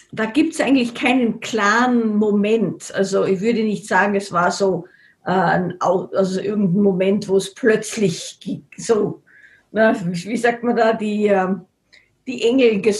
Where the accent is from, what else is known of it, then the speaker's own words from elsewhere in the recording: Salzburg, Austria; ich bin in Salzburg aufgewachsen